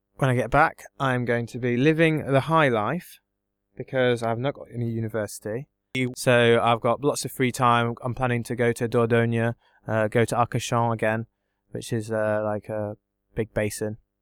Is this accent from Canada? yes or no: no; England, United Kingdom; I'm English